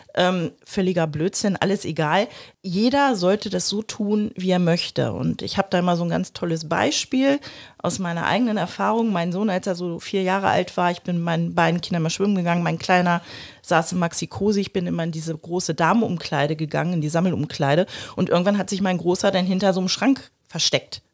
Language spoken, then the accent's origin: German; Germany; bei uns in Deutschland